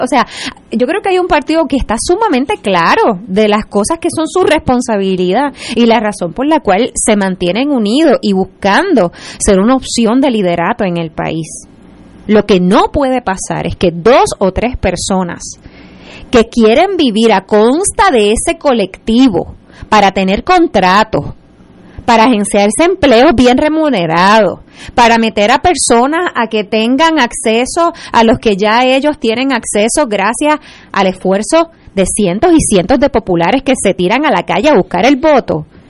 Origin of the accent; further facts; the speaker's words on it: Puerto Rico; como puertorriqueños.